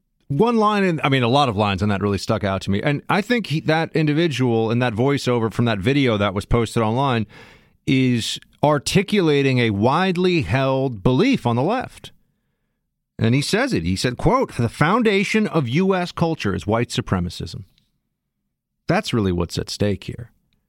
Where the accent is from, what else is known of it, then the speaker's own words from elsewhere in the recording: New York City, New York, United States; even though I'm from New York City and the Columbus Day Parade is a huge thing here.